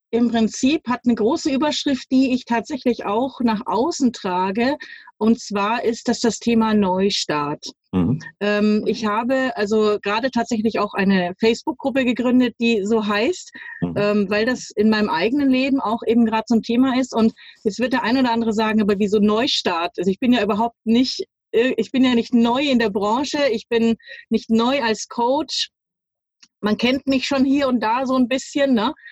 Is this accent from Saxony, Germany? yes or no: no; Munich, Bavaria, Germany; ich bin zwar nicht in New York oder sowas groß geworden, aber äh, ich bin in München aufgewachsen, geboren und aufgewachsen.